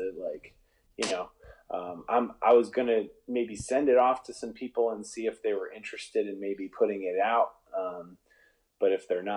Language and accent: English; Buffalo, New York, United States; moved away; I grew up back east, and everyone back east calls everybody by their last name.